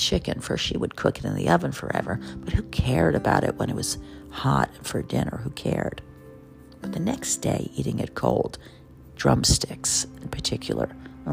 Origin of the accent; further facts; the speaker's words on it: New York City, New York, United States; I'm a New Yorker